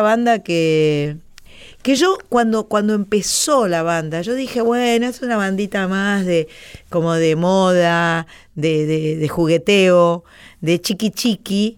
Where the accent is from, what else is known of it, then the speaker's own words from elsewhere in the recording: Buenos Aires, Argentina; now in Boulogne, Argentina; soy porteña, nací en Buenos Aires